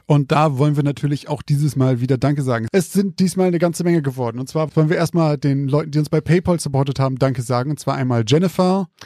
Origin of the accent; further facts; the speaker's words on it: Zeven, Lower Saxony, Germany; mein Heimatort, Zeven